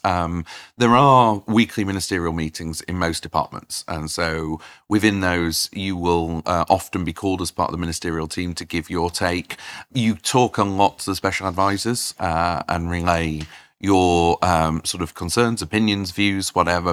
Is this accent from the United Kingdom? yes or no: yes; Doncaster, Yorkshire and the Humber, United Kingdom; I grew up in Doncaster